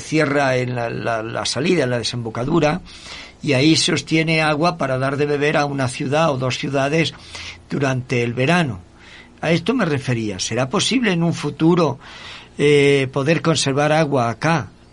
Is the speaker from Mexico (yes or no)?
no; Spain; now in Ecuador; en mi tierra, en España